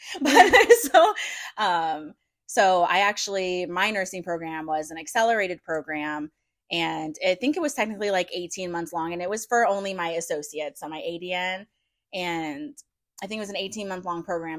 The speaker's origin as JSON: {"language": "English", "town": "St. Louis", "region": "Missouri", "country": "United States", "moved": "as an adult", "said": "we're from St. Louis, so it's not like we don't understand cold and snow because we definitely get"}